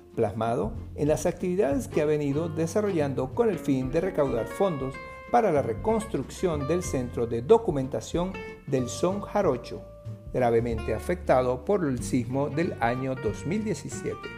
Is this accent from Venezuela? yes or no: yes; Venezuela; nuestra venezolanidad